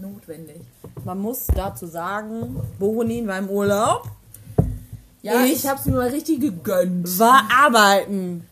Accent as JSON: {"language": "German", "town": "Osnabrück", "region": "Lower Saxony", "country": "Germany", "tie": "born or raised there", "said": "ich bin im Schinkel aufgewachsen"}